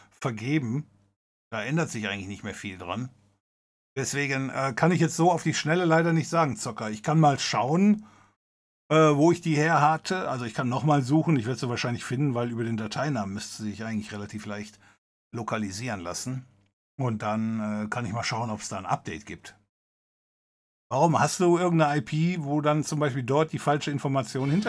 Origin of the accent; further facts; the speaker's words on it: West Germany, Germany; aber es hieß damals, weil ich komme aus Westdeutschland